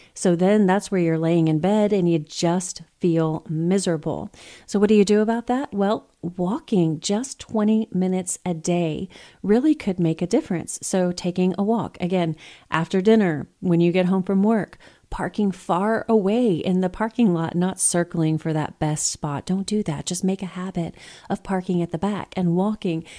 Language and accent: English; Texas, United States; I'm from Texas